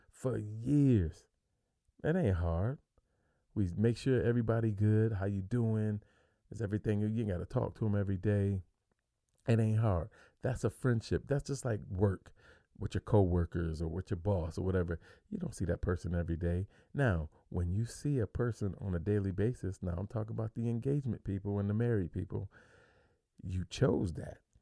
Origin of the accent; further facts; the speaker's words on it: New York, United States; moved away as an adult; now in Phoenix, United States; I'm from New York. I'm clean across the country.